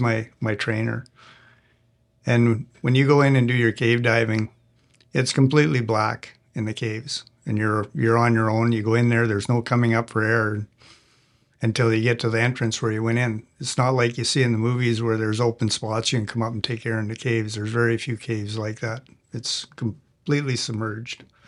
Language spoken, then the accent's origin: English; Canada; I'm a Canadian